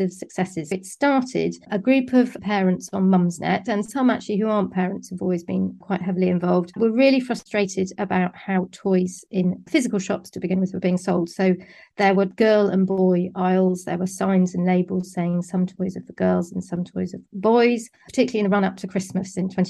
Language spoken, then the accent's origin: English; Somerset, South West England, United Kingdom; moved away as an adult; also born or lived in London; I grew up in Somerset and I studied English at university. And then I moved to London